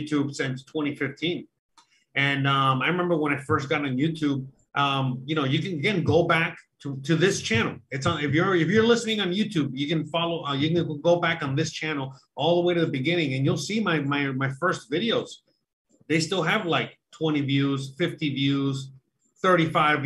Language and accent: English; Florida, United States; I'm from Florida